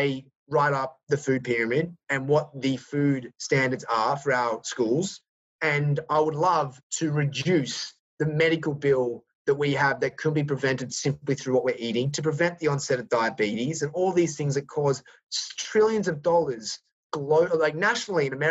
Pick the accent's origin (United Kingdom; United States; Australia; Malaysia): Australia; accent: Australian; my Australian accent